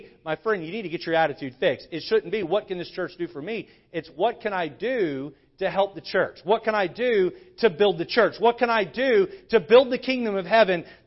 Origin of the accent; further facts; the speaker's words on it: Southeast, United States; now in Stratford, United States; I grew up in the Southeast